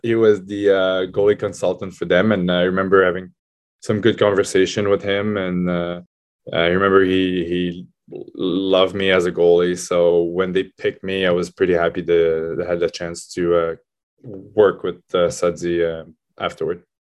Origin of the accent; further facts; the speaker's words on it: Laval, Quebec, Canada; moved away as an adult; I decided to sign back with Laval 'cause it was, uh, my hometown